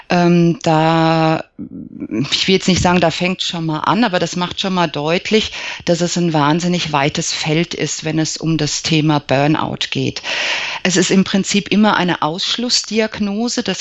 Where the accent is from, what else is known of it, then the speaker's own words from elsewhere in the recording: Aschaffenburg, Bavaria, Germany; ähm, ich komme aus Aschaffenburg, bin 48 Jahre